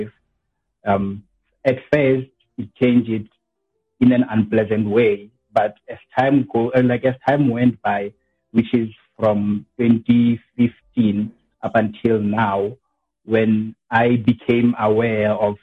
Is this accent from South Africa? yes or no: yes; QwaQwa, Makgalong, Free State, South Africa; I was born in Free State, Kwakwa, specifically at Marakong.